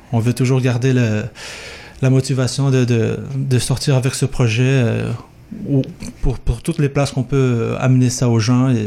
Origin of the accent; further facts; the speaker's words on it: Brazil; moved away; moi, je viens d'une autre culture, je viens du Brésil.